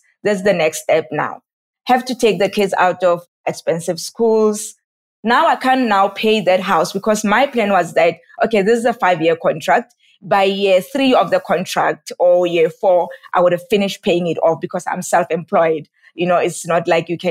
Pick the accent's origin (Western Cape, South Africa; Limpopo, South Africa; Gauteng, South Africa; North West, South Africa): North West, South Africa; Rustenburg; moved away as an adult; now in Johannesburg, South Africa; I'm from Rustenburg, in a small town in South Africa, but currently staying in Joburg